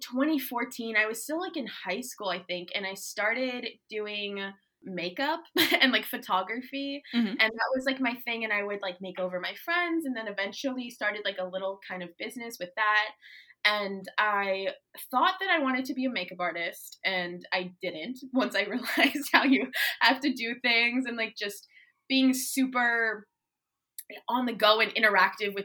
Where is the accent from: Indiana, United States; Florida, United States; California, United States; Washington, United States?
Florida, United States; Tampa; also born or lived in Maine; I was born here in Tampa, but I kind of grew up mainly here, but I grew up also in Maine a little bit.